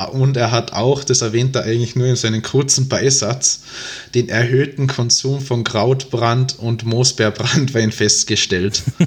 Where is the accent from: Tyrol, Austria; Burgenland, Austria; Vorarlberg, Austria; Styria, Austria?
Tyrol, Austria; accent: Tyrolean dialect; moved away as an adult; now in Vienna, Austria; dass ich ursprünglich aus Tirol stamme. Ähm, ich wohne zwar mittlerweile seit dreieinhalb Jahren in Wien, aber den Tiroler Dialekt, den verliert man, glaube ich, doch nicht.